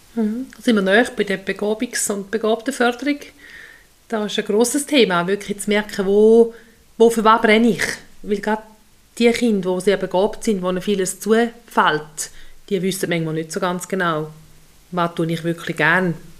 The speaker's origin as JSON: {"language": "German", "area": "Untertoggenburg", "region": "St. Gallen", "country": "Switzerland", "tie": "born or raised there", "also_born_or_lived": "Solothurn / Appenzellerland", "said": "bin ich hier im Untertoggenburg aufgewachsen mit drei Brüdern"}